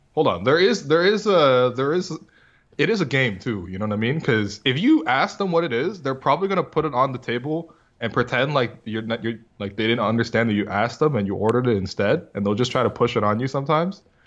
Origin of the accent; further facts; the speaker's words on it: northern China, China; now in Canada; I was growing up in China